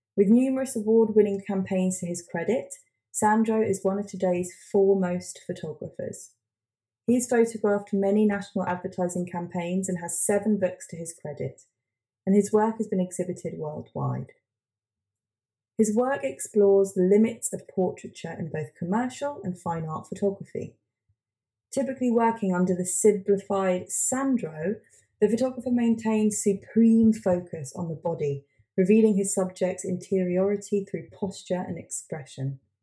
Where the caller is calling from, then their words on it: London, United Kingdom; also born or lived in Hastings; we're based in London, but I'm calling from Hastings